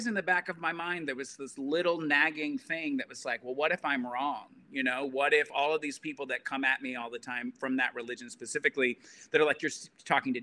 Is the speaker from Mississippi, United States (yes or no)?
no; Alabama, United States; I grew up in Alabama, Southern Baptist